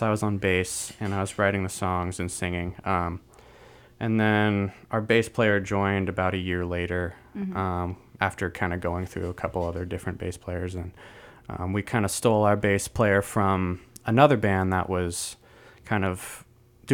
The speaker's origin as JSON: {"language": "English", "area": "Bay Area", "region": "California", "country": "United States", "tie": "born or raised there", "said": "I was born and raised in the Bay Area, so I've been here for 25 years."}